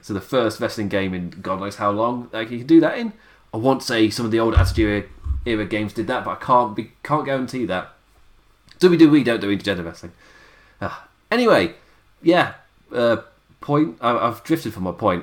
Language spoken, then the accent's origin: English; England, United Kingdom; As an Englishman